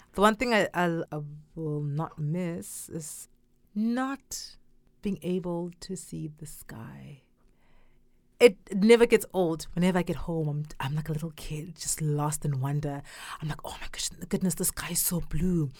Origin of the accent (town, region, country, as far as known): Durban, KwaZulu-Natal, South Africa; born or raised there; first language Zulu; English is a second language; now in China